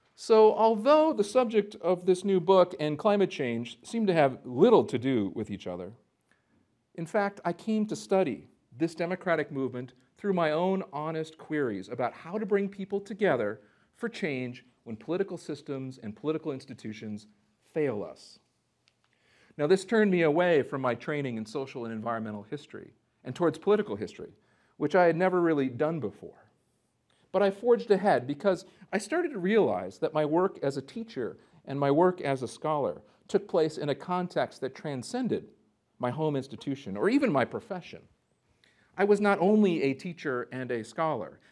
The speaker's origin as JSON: {"language": "English", "town": "Minneapolis", "region": "Minnesota", "country": "United States", "tie": "born or raised there", "also_born_or_lived": "North Dakota", "said": "I grew up in the Minneapolis, Saint Paul area"}